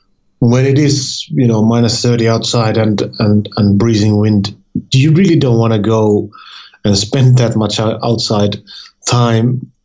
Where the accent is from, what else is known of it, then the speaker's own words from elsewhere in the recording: Finland; I'm from Finland